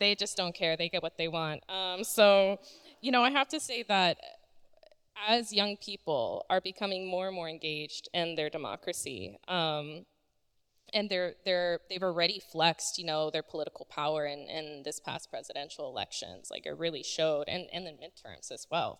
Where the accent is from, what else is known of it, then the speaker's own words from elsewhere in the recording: Polk County, Florida, United States; I grew up in Polk County